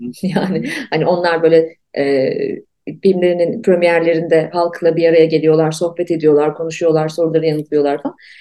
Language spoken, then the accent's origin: Turkish; Ankara, Turkey; moved away as an adult; Ankara doğdum, büyüdüm. Ve bence ben çok e, e, çok tipik bir Ankaralıyım